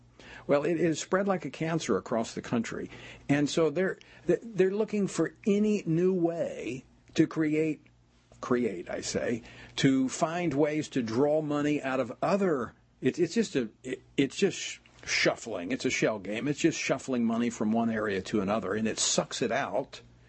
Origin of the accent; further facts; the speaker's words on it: Louisiana, United States; It's when I first ran for office over the issue of gambling in my home state of Louisiana.